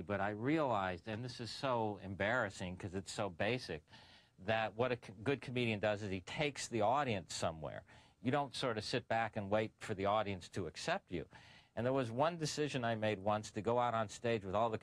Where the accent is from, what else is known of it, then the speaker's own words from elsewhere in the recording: Tucson, Arizona, United States; moved away as an adult; now in Los Angeles, United States; I was from Tucson, Arizona. I moved